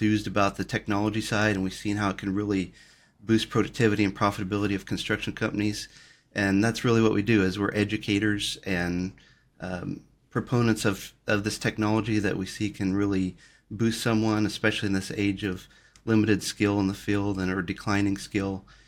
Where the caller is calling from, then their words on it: California, United States; Well, I'm down in Orange County, Southern California.